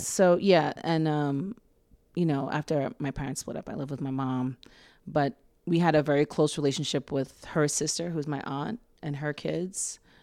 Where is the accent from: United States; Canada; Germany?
United States; New York City, New York; I was born in Mount Sinai Hospital, and, um, my parents lived in East Harlem until they split up when I was, just before my seventh birthday. So I've lived in Harlem for most of my life